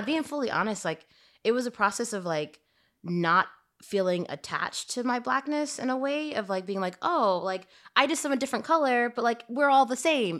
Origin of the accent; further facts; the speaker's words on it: Shreveport, Louisiana, United States; moved away; growing up in Shreveport